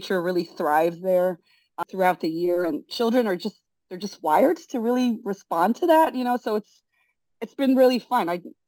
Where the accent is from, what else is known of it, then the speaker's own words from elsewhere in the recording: Brazil; English is a second language; moved away as an adult; also born or lived in San Francisco, United States; now in United States; I was born in San Francisco. My dad's American. My mom's Brazilian. Oh. And we all moved to Brazil when I was 3 years old and lived there till I was 19.